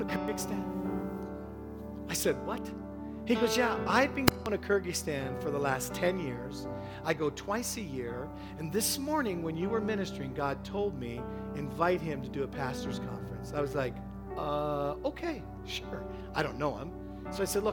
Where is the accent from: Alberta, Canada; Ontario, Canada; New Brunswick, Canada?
Ontario, Canada; Toronto; I'm from Toronto